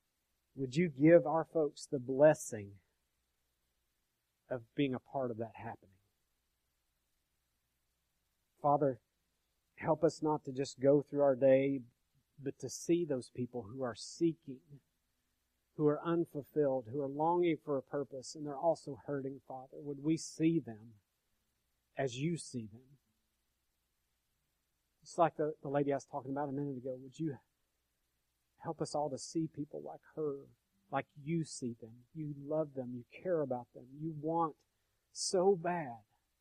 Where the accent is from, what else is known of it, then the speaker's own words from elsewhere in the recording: New York, United States; but I'm from upstate New York.